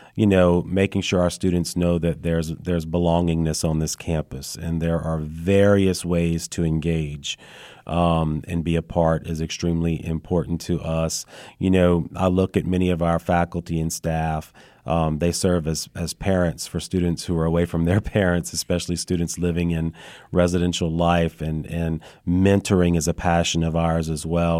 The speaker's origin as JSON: {"language": "English", "town": "Lafayette", "region": "Louisiana", "country": "United States", "also_born_or_lived": "North Shore, Louisiana", "moved": "as an adult", "lives_now": "Madisonville, United States", "said": "I'm originally from the Lafayette area"}